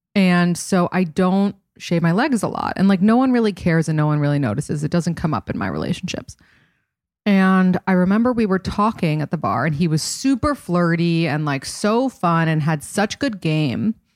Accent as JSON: {"language": "English", "town": "New York City", "region": "New York", "country": "United States", "said": "I'm from New York City and I wanted to live in New York City"}